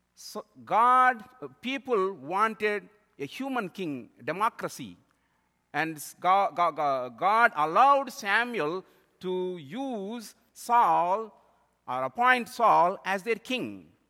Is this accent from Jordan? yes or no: no; India; moved away; I am from India